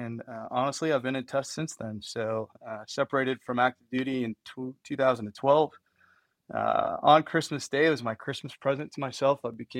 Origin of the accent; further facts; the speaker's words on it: northern Michigan, United States; moved away as an adult; So I grew up in Michigan, northern Michigan. Went to Houghton Lake High School, graduated in 1993. Yes, I am old.